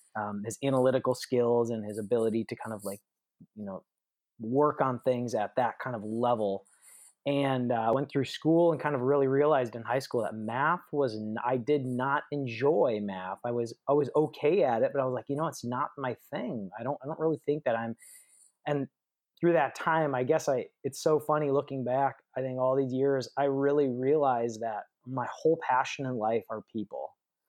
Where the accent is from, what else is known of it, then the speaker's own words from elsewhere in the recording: Minnesota, United States; also born or lived in Michigan / Arizona; I was born in Michigan. We moved to Minnesota. We moved to Arizona, and then I lived in Minnesota for a stint in like really formative years of my life, 5 years. We lived on my dad's family farm where he grew up. It was a dairy farm in Minnesota.